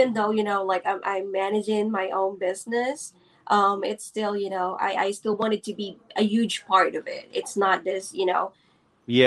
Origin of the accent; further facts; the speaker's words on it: Philippines; I am born and raised here in the Philippines